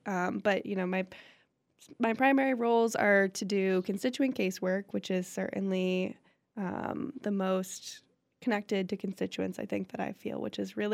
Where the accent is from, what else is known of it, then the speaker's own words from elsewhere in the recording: Williamsburg, Massachusetts, United States; I grew up in Western Mass. I'm from Williamsburg, and I grew up in a pretty politically active family